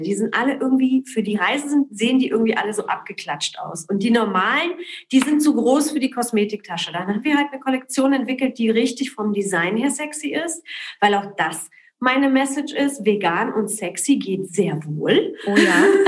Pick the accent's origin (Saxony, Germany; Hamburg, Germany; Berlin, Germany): Berlin, Germany; also born or lived in Poland / Cologne; ich bin in Berlin in Köln groß geworden